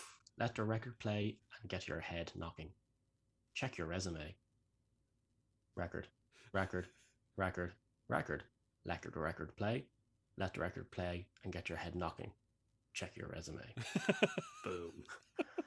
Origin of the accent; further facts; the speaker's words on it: Ireland; I'm Irish